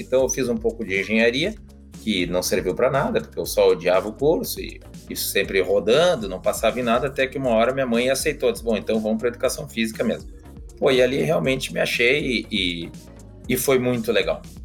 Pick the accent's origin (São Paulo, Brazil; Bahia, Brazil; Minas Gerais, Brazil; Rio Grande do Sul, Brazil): Rio Grande do Sul, Brazil; Porto Alegre; que nem a gente diz lá no, no, Rio Grande do Sul, porque afinal de contas eu sou de, de Porto Alegre